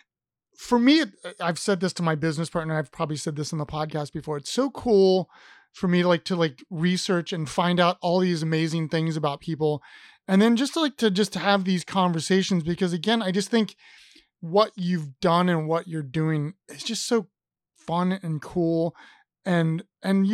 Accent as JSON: {"language": "English", "region": "Ohio", "country": "United States", "tie": "born or raised there", "moved": "yes", "lives_now": "Richmond, United States", "said": "when I grew up in Ohio"}